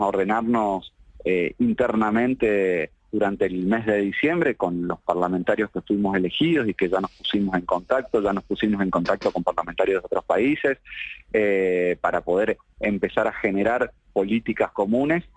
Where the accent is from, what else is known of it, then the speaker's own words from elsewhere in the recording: Argentina; como argentinos y argentinas